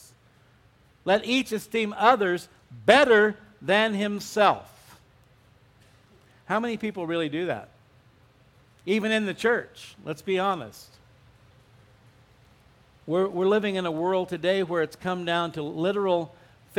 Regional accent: Arizona, United States; moved away; also born or lived in Southern California; I grew up in Arizona

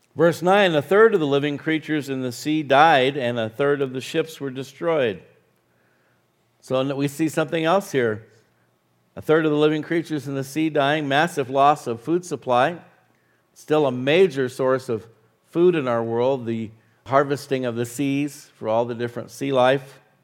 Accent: Arizona, United States; now in New Mexico, United States; I grew up in Arizona

